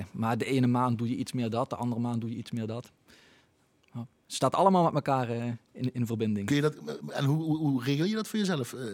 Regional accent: Tegelen, Limburg, Netherlands; also born or lived in Roermond; opgegroeid in Tegelen dus. Ja, ja, ja. ik ben, ben van Tegelen en uh, papa, mam, eh, de hele familie eh, komt bijna allemaal uit Tegelen.

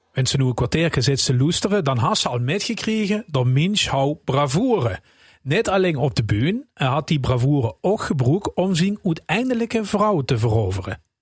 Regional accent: Rimburg, Limburg, Netherlands; also born or lived in Heerlen; programmamaker bij L1, geboren in Heerlen, opgegroeid in Rimburg

